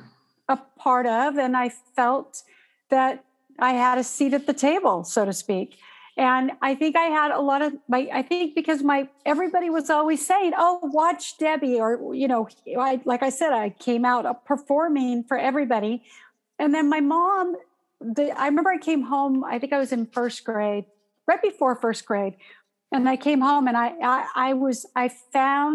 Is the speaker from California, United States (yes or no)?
yes; Southern California, United States; I was born and raised in Southern California.